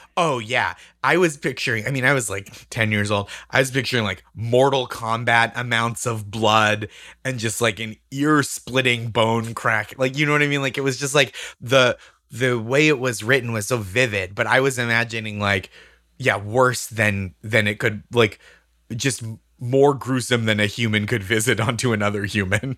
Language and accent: English; Massachusetts, United States